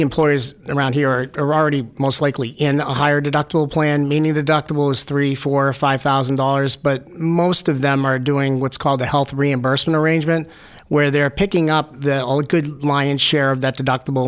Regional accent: Manchester, New Hampshire, United States; I'm a New Hampshire native. I grew up in Manchester, went to Central High School, UNH

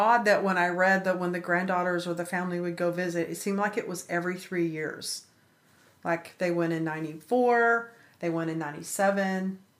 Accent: Texas, United States; I grew up in West Texas, and we don't look too kindly on things like that.

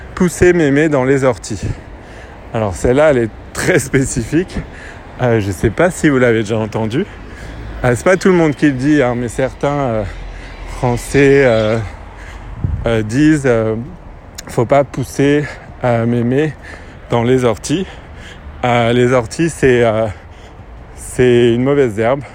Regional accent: France; accent: French; j'ai un accent français

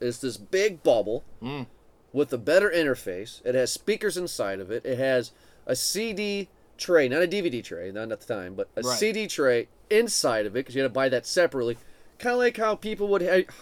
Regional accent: Swanton, United States; Swanton, my hometown and where we live now

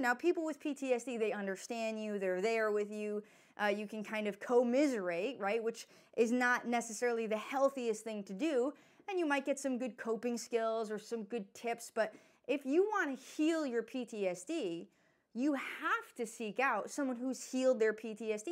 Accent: New York, United States; I'm from New York

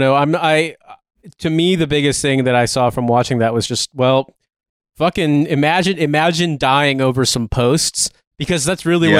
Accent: Rust Belt, United States; and I'm from the U.S., I'm from the Rust Belt, like, I know a lot of people like this who are insane

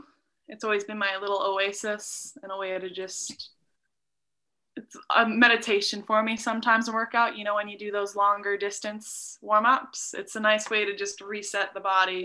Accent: England, United Kingdom; born there; also born or lived in Norway / Abu Dhabi / Doha / Calgary; I was born in England, then my family moved to Norway, then we moved to Abu Dhabi for 5 years, and then Doha, Qatar for three, and then we moved to Calgary.

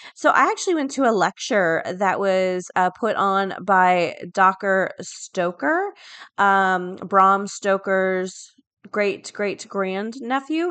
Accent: Florida, United States; A lot of my friends go to U C F 'cause I'm from Florida

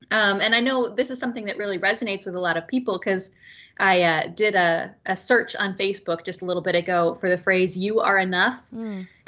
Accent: Kansas, United States; also born or lived in Guatemala / Bolivia / East Chicago, Indiana; now in Milwaukee, United States; we're enjoying being up in here in Milwaukee. I'm originally from Kansas. I've traveled around a lot. I've lived in Guatemala, Bolivia

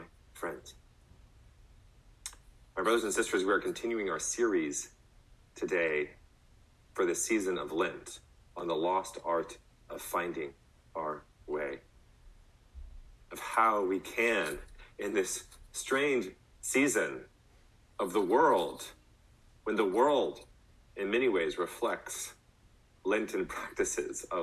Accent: College Station, Texas, United States; When I was a young boy, I growing up in College Station, I had the amazing privilege of living in a neighborhood

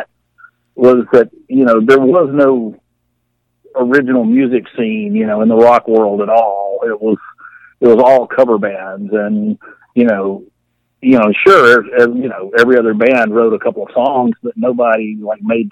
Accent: Jackson, Mississippi, United States; Jackson was, you know, I grew up there. I was a kid in the 60s and a teenager in the 70s

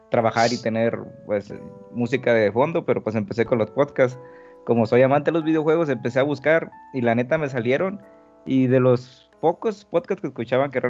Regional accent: Reynosa, Tamaulipas, Mexico; now in Querétaro, Mexico; Sí, bueno, yo soy de Reynosa, Tamaulipas, eh, pero tengo aquí en Querétaro ya cinco años desde que me mudé para acá, ¿no?

